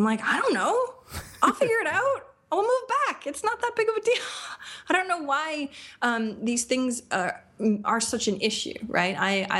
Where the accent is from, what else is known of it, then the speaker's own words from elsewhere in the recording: Maine, United States; moved away as an adult; now in Austin, United States; I love Maine. I grew up in Maine. I've lived in a bunch of different places.